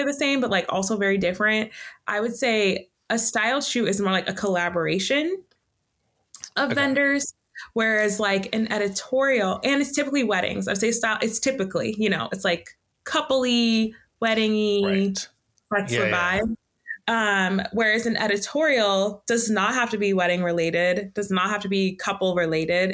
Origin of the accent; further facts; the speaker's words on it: Baltimore, Maryland, United States; moved away as an adult; also born or lived in New Jersey / New York; now in Central Coast, California, United States; I'm from Baltimore. Like I grew up in a city